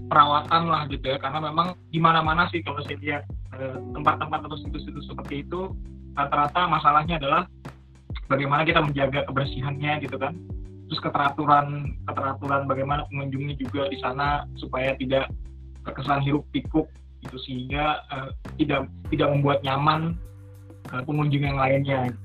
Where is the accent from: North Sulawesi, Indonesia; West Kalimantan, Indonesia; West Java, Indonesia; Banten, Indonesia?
Banten, Indonesia; Ciputat; saya sebagai orang Ciputat mungkin emang lebih banyak main ke arah Jakarta Selatan gitu ya